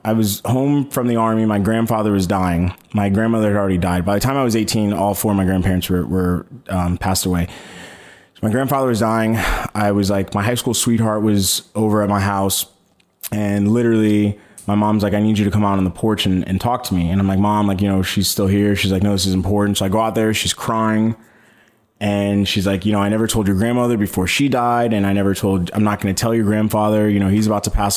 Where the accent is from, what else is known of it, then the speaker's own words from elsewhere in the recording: St. Petersburg, Florida, United States; also born or lived in Detroit, Michigan / Fort Lauderdale, Florida / Tampa, Florida; I was raised in St. Pete, went to high school in St. Pete and Safety Harbor